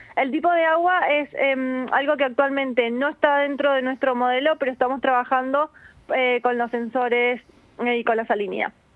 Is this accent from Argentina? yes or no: yes; Argentina; also born or lived in Málaga, Spain; now in Spain; yo soy de Argentina, pero somos malagueños